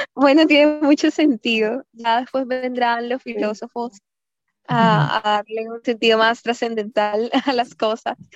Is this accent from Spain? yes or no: no; Colombia; also born or lived in Barranquilla; Sí, de Colombia. Estamos aquí en Barranquilla